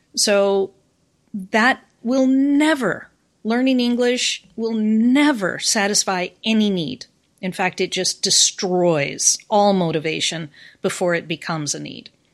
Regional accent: United States; accent: American; moved away as an adult; now in Japan; I am American, but I've been in Japan now for more than twenty years

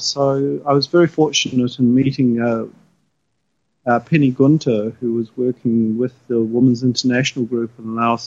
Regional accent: New Zealand; moved away as an adult; now in Japan; I'm from New Zealand and a New Zealand trained teacher

